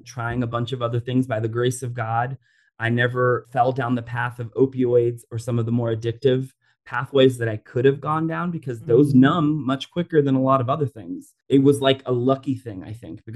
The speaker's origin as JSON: {"language": "English", "town": "Orlando", "region": "Florida", "country": "United States", "tie": "born or raised there", "said": "I grew up in Orlando, Florida, and I went actually a suburb called Oviedo."}